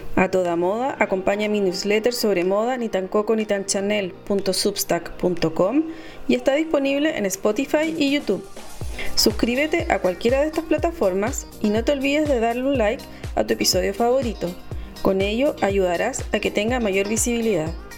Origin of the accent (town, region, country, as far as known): Chile; now in Paris, France